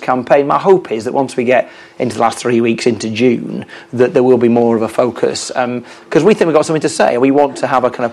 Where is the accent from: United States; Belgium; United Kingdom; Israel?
United Kingdom; the north of England; as a Northerner, I don't want to secede